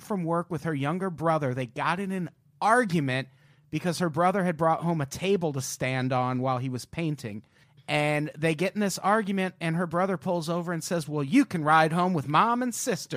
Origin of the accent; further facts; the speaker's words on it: Illinois, United States; I grew up in Illinois